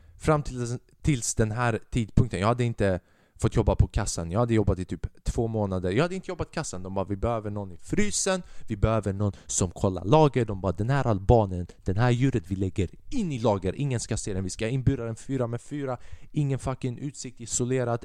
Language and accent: Swedish; Säffle, Värmland, Sweden; i min hemstad, i Säffle